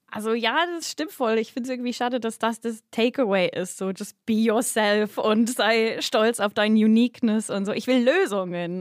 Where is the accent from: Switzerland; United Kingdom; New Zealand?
United Kingdom; Berkshire, South East England; German is a second language; now in Berlin, Germany; ich komme aus dem Royal äh, County Berkshire.